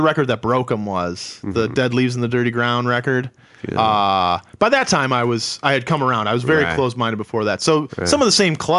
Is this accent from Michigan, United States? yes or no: yes; a suburb of Detroit, Michigan, United States; moved away as an adult; also born or lived in New York; now in Los Angeles, United States; I didn't grow up in Detroit. Oh, okay. I grew up in a suburb, but at the point I could drive, I spent a lot of time in Detroit. And Michigan is a great place.